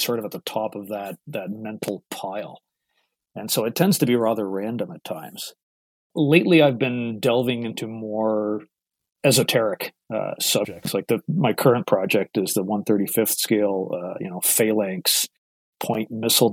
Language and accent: English; Toronto, Ontario, Canada; now in Guelph, Canada; I hail from Toronto, Ontario, Canada. I'm sure some of your listeners are going to pick up on the accent a little bit.